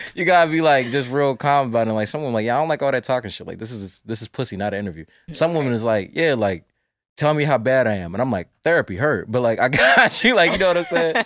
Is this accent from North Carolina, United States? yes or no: yes; North Carolina, United States; I'm from North Carolina